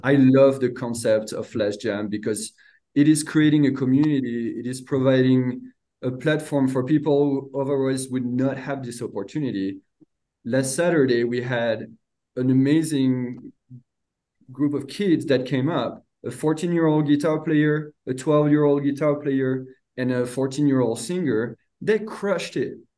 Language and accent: English; France; now in United States; grew up in a little 1,000 people town, um, countryside of France. Uh, moved to the United States in 2006